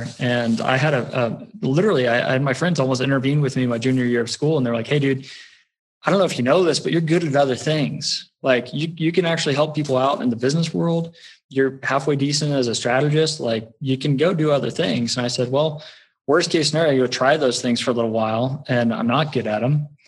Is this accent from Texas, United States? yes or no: yes; Texas, United States; born there; accent: West Texas; So I was born in Texas, particularly West Texas, which everyone's on, particularly if I'm talking about getting my oil changed, it comes right out.